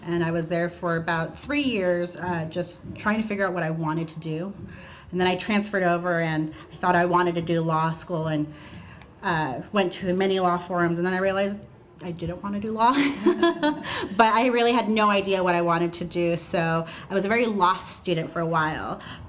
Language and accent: English; Hollister, California, United States; moved away as an adult; now in Santa Cruz, United States; I'm originally from Hollister, but I've been living since I graduated from UC Santa Cruz in Santa Cruz.